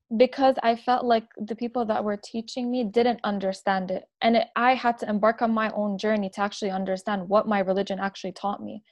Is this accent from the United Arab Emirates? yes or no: yes; Abu Dhabi, United Arab Emirates; also born or lived in Lebanon; now in Canada; I am also born and raised in the UAE in Abu Dhabi.